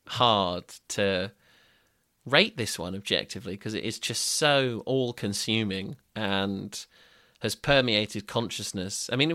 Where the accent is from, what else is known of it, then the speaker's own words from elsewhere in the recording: Brighton, South East England, United Kingdom; Growing up in Brighton in the mid-aughts, what a time.